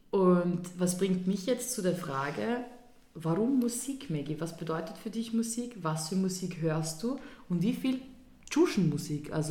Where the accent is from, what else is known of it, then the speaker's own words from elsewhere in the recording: Vienna, Austria; ich bin eine richtige Wienerin, nämlich eine mit Migrationshintergrund. also ich bin auch in der zweiten Generation in Wien.